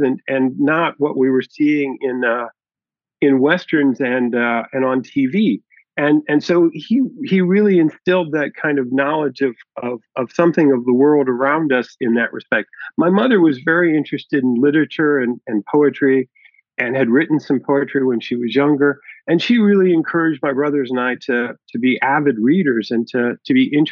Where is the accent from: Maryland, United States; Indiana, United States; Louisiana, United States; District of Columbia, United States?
Indiana, United States; moved away; I'm originally from Indiana